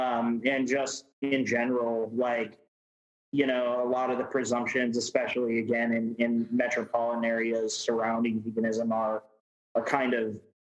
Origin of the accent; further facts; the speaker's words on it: Wisconsin, United States; moved away as an adult; also born or lived in Las Vegas, Nevada; now in Houston, United States; Yeah, I'm originally from Wisconsin, and then I went to college in Las Vegas. I got my degree from UNLV. And then I moved here last year.